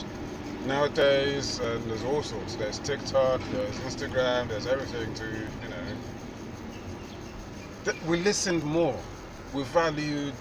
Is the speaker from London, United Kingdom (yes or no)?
yes; London, United Kingdom; I was born in London.